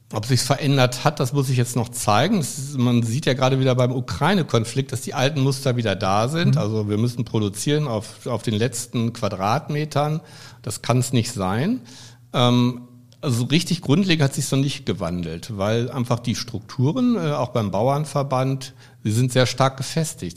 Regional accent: Münster, North Rhine-Westphalia, Germany; in Münster, meiner Heimatstadt

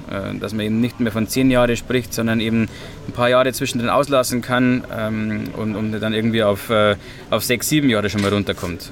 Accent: Hallertau, Bavaria, Germany; ich komme selbst auch aus der Hallertau, bin auf dem Hopfenbaubetrieb aufgewachsen

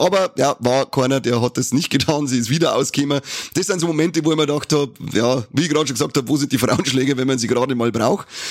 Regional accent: Bavaria, Germany; bei uns in Bayern

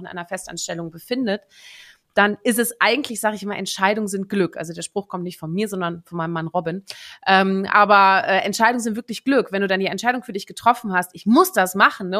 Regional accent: Netherlands; moved away; gebürtige Niederländerin

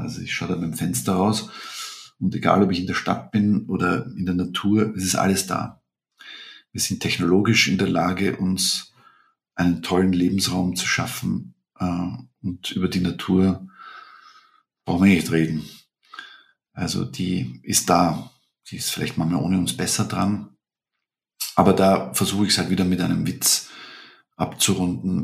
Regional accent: Vienna, Austria; bei uns in Wien

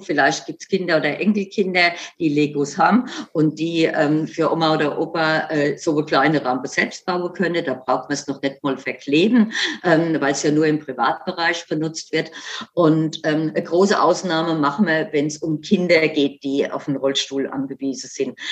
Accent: Germany; bei uns in Deutschland

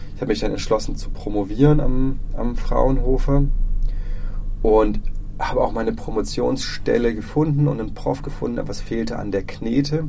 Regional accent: Freiburg, Baden-Württemberg, Germany; also born or lived in Dresden; ich komme hier aus Freiburg. Ähm, die, ich, bin, ich bin Herder mal Jung

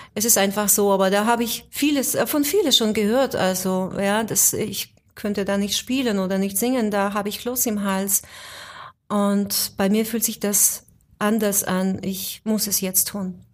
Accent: near Vinnytsia, Vinnytsia Oblast, Ukraine; also born or lived in Moscow, Russia; now in Germany; eigentlich neben Stadt Vinica, also nicht direkt in Vinica, aber in der Nähe von Stadt Vinica. Das ist südwestlich, also 200 Kilometer südwestlich von Kiew ungefähr

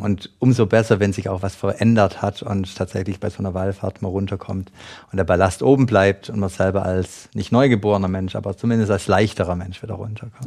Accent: Schwäbisch Gmünd, Baden-Württemberg, Germany; Ich komme aus Schwäbisch Gmünd

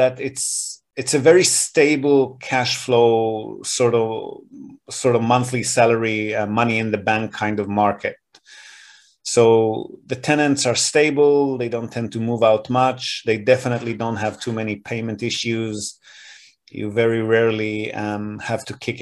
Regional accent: Israel; now in Japan; I grew up in Israel

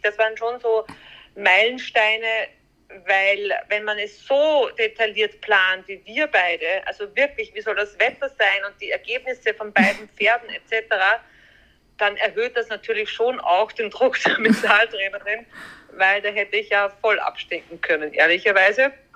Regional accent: Austria; bei uns in Österreich

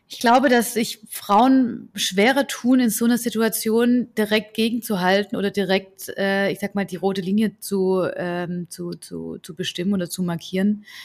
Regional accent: Southern Germany, Germany; Dann sage ich, ja, aus, aus Süddeutschland

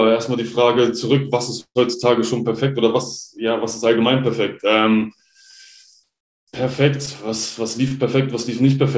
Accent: Hanover, Lower Saxony, Germany; Also ja. ich komme ursprünglich aus Hannover.

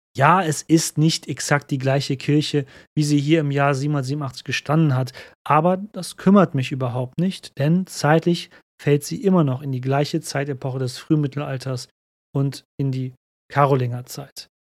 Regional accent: Cologne, North Rhine-Westphalia, Germany; mich als Kölner

